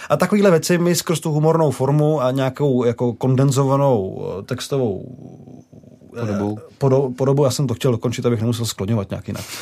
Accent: Prague, Czechia; Já jsem byl z Prahy

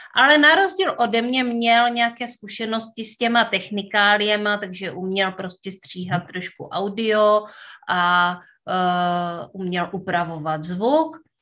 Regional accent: Northern Moravia, Czechia; já pocházím ze Severní Moravy

